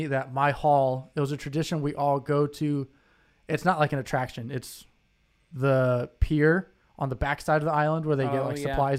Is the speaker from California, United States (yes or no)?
no; Indianapolis, Indiana, United States; moved away; also born or lived in Michigan; I was from Indianapolis.